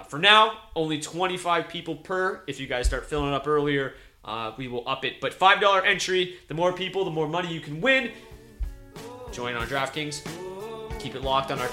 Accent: Belle River, Ontario, Canada; My hometown, Bell River, Ontario

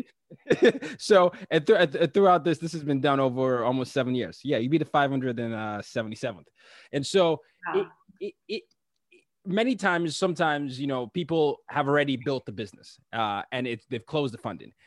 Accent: Lagos, Nigeria; my hometown, Lagos, Nigeria

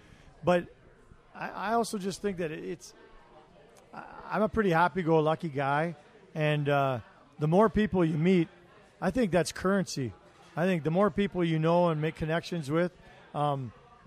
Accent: Toronto, Ontario, Canada; also born or lived in Ottawa; now in Calgary, Canada; I'm originally from Toronto

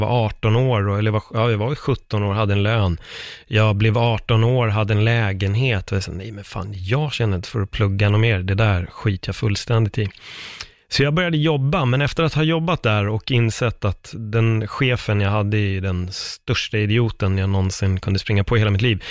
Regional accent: Stockholm, Stockholm County, Sweden; also born or lived in Fruängen; jag är uppväxt i Örnsberg, Aspudden-området

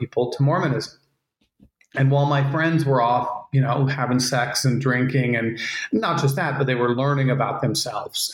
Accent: Utah, United States; I grew up in Utah for the most part, in a small town

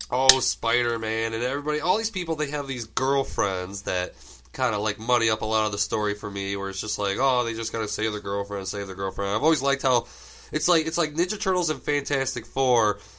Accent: Germany; English is a second language; I grew up in Germany, and one of the first American things I ever got was the first like two or three videotapes of the turtles.

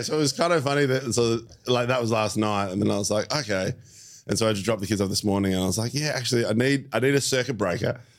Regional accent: Melbourne, Victoria, Australia; I, I've grown up in Melbourne my whole life.

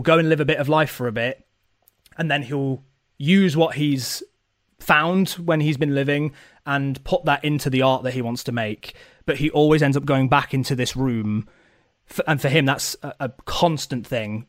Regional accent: Nottingham, East Midlands, United Kingdom; I'm from Nottingham

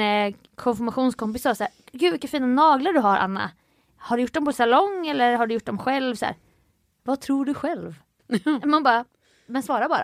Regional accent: Jönköping, Jönköping County, Sweden; moved away; min hemstad Jönköping

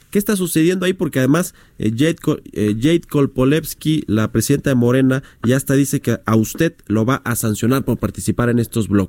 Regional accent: Mexico; Los únicos rehenes somos los mexicanos.

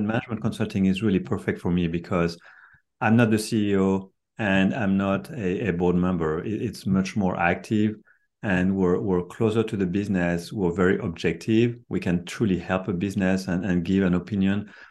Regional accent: France; moved away as an adult; now in Silicon Valley, United States; I'm, I'm, I'm from France. I've been in Silicon Valley for 33 years now

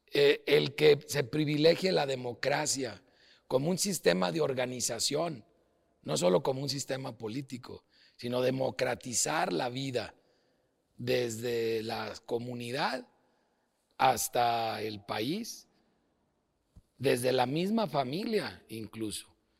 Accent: León, Guanajuato, Mexico; also born or lived in Los Angeles, California; aunque yo nací en Los Ángeles, California, y no tengo doble nacionalidad, eh, llegué a, León a los tres meses de, edad y ahí he hecho toda mi vida

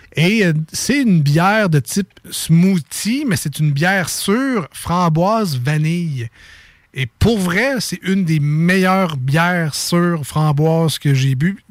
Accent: Sainte-Anne-de-Beaupré, Quebec, Canada; Je vous invite dans mon patelin de la côte de Beaupré. Venez faire un petit tour à Saint-Anne-de-Beaupré

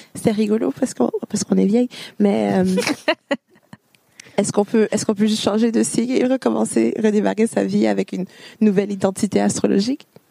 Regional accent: Ontario, Canada; moved away as an adult; also born or lived in Montreal, Quebec; now in France; Je suis née à Montréal, mais j'ai grandi en Ontario

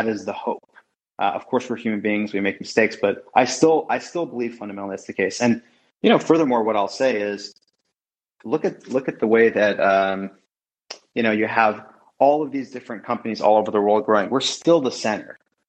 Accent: London, United Kingdom; born there; I was born in London.

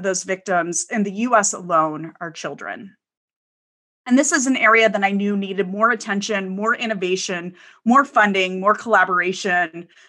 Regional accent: Midwest, United States; Growing up in the Midwest, that wasn't a super common path that I saw people trudge through.

